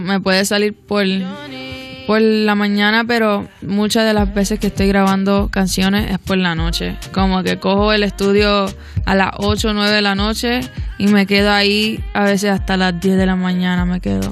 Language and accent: Spanish; Miami, Florida, United States; soy de Miami